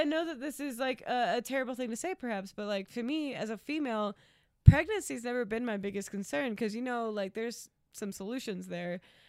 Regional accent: Atlanta, Georgia, United States; moved away; I grew up in Atlanta

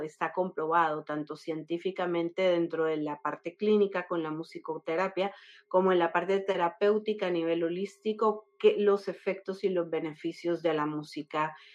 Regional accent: Colombia; now in Florida, United States; Soy colombiana de nacimiento, eh, llevo 20 años viviendo en la Florida, en los Estados Unidos

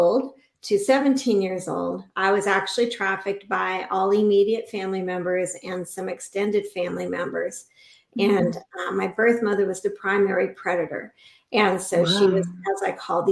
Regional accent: Inglewood, California, United States; now in Central Oregon, United States; My original home was Inglewood, California, home of the original Lakers

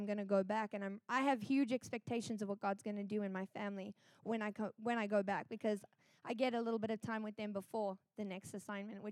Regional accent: South Africa; moved away as an adult; I'm from South Africa

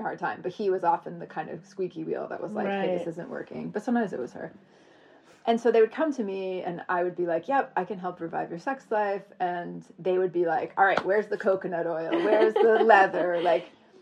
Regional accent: Vermont, United States; moved away; I grew up in Vermont, like, in my little Vermont town

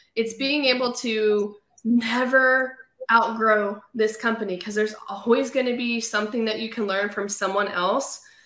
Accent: California, United States; moved away as an adult; now in Raleigh, United States; I sold real estate in um, California. That's where I was born and raised

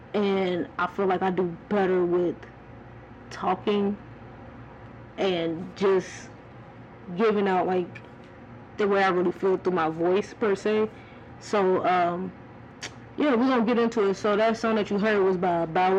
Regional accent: Cleveland, Ohio, United States; born there; Even though I was born in Cleveland and I didn't stay there that long, man, I was repping 216

